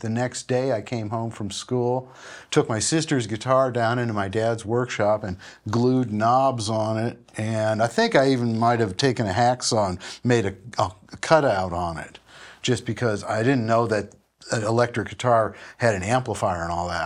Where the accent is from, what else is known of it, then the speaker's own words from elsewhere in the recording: Minneapolis, Minnesota, United States; moved away as an adult; also born or lived in Nashville; I'm from Minneapolis, a suburb of Minneapolis